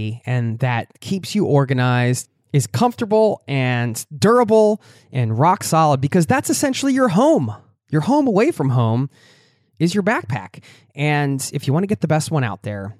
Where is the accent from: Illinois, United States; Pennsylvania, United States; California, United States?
Pennsylvania, United States; Philadelphia; moved away as an adult; now in Norway; my hometown